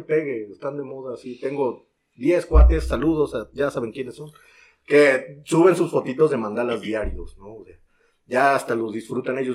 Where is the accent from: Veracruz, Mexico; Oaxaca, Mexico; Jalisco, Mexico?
Veracruz, Mexico; yo, que soy aquí de Veracruz